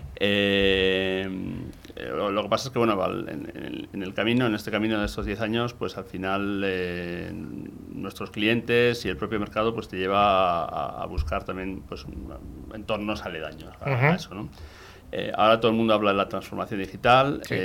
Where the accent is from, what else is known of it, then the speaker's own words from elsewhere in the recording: Gipuzkoa, Basque Country, Spain; soy de un pequeño pueblo de Guipúzcoa en el interior de Guipúzcoa y bueno, de la zona de, San Sebastián